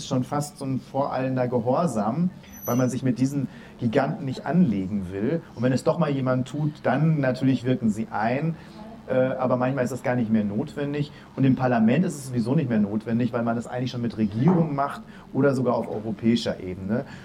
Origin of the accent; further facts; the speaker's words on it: Dortmund, North Rhine-Westphalia, Germany; Ich komme aus Dortmund, wo ähm, es nicht nur alle Leute auf Rosen gebettet sind